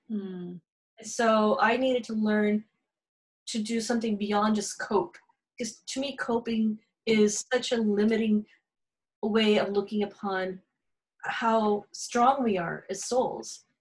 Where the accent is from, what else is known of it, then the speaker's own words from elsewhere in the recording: California, United States; accent: Valley girl; also born or lived in Encinitas, California; my heritage is Indian. Um, I was born in California, so I'm really a Valley girl.